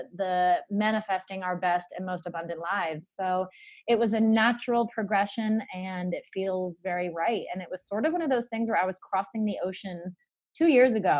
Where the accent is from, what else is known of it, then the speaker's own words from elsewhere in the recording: Narragansett, Rhode Island, United States; moved away as an adult; also born or lived in Charleston, South Carolina; I grew up in Narragansett, Rhode Island, where I lived for the first 18 years of my life.